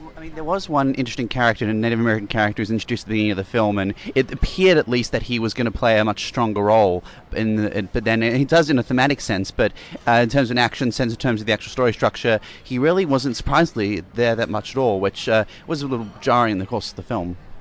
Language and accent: English; Sydney, New South Wales, Australia; we're from Sydney